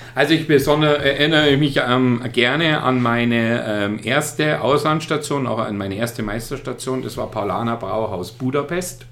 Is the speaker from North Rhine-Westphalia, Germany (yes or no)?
no; Starnberg, Bavaria, Germany; moved away as an adult; also born or lived in Munich; now in Bamberg, Germany; komme aus Starnberg, also kein gebürtiger Oberfranke